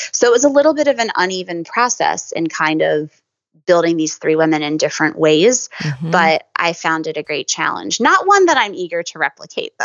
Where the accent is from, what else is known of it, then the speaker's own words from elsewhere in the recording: Pennsylvania, United States; moved away as an adult; now in New York, United States; I'm from Pennsylvania, sort of halfway between New York and Philadelphia.